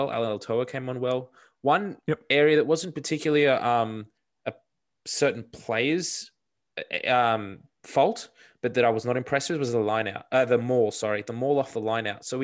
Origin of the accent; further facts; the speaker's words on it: Australia; as an Australian fan.